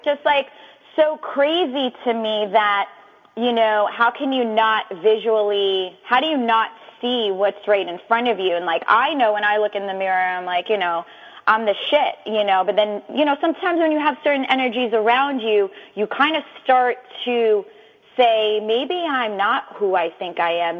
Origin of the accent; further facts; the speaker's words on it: New York City, New York, United States; moved away as an adult; now in Yonkers, United States; I'm from the Bronx, New York, but I reside in Westchester right now in Yonkers